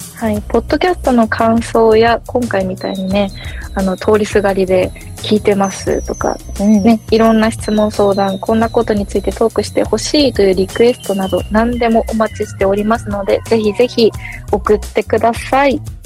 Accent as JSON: {"language": "Japanese", "town": "Sapporo", "region": "Hokkaido", "country": "Japan", "tie": "born or raised there", "moved": "yes", "said": "地元札幌"}